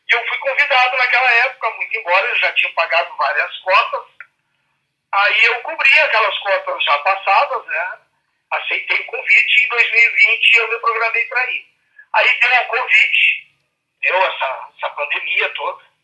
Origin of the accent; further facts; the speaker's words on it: Santana do Livramento, Rio Grande do Sul, Brazil; moved away; na cidade de Livramento, que é a minha terra natal.